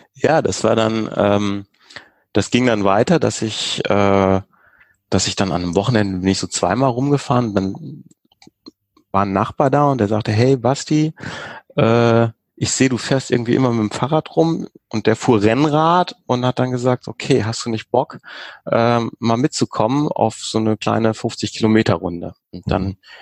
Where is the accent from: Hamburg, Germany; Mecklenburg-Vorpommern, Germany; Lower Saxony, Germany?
Hamburg, Germany; Also es ist ja auch so meine Heimatstadt, da irgendwie in der Alster zu schwimmen